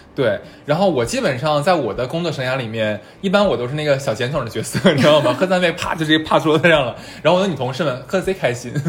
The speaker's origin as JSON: {"language": "Chinese", "town": "Harbin", "region": "Heilongjiang", "country": "China", "tie": "born or raised there", "moved": "yes", "said": "因为我是东北的，我酒量特别差"}